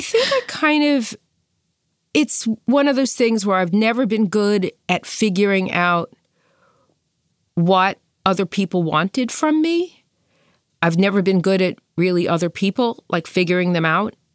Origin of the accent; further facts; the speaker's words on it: New York City, New York, United States; I'm from Brooklyn